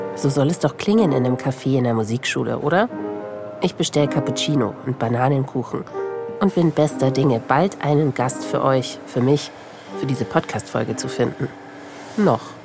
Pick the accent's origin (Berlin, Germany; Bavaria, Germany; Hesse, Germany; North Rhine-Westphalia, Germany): Bavaria, Germany; Regensburg; weil Regensburg meine Heimatstadt ist